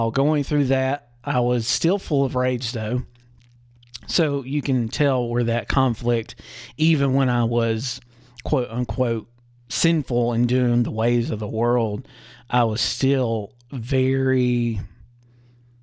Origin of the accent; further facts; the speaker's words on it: the Bible Belt, the South, United States; I grew up in the Christian South, the Bible Belt